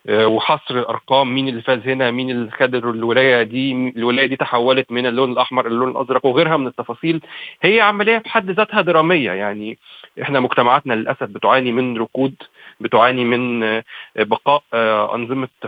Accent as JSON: {"language": "Arabic", "country": "Egypt", "said": "انا مواطن مصري وانتمي للسينما المصريه"}